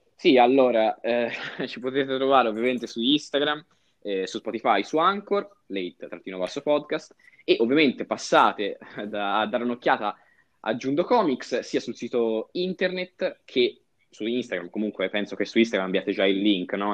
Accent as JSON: {"language": "Italian", "town": "Lucca", "region": "Tuscany", "country": "Italy", "said": "noi siamo di Lucca"}